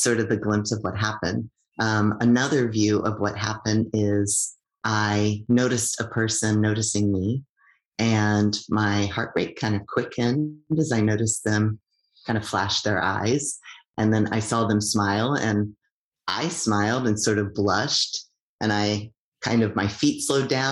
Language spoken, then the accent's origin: English; United States; now in Canada; I'm an immigrant from the United States